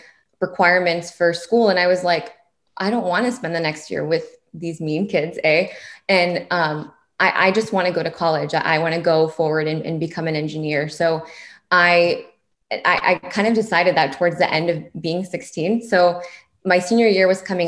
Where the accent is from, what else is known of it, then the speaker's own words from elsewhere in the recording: Springfield, Virginia, United States; I grew up in Springfield, Virginia. So Fairfax County in Virginia.